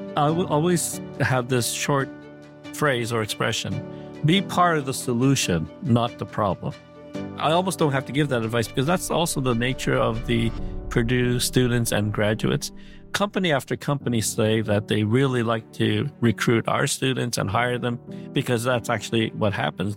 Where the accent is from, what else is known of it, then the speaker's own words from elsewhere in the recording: Montreal, Quebec, Canada; also born or lived in Korea; I was born in Korea, but at a le-, young age, uh, age seven, I, uh, immigrated to Montreal, Canada.